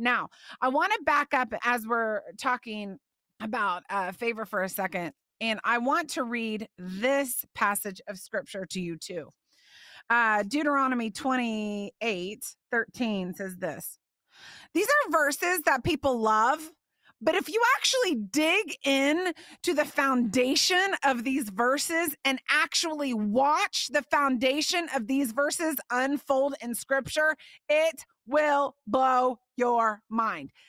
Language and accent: English; Indiana, United States; I used to go to the wigwam roller skating rink growing up in Indiana